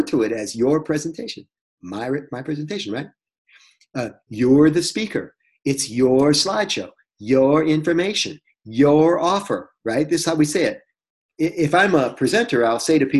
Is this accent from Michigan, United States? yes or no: yes; Detroit, Michigan, United States; I'm from Detroit.